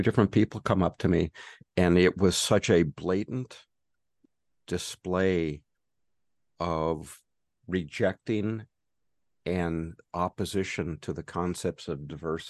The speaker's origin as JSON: {"language": "English", "region": "California", "country": "United States", "said": "from California, where we have concerts, lots of concerts."}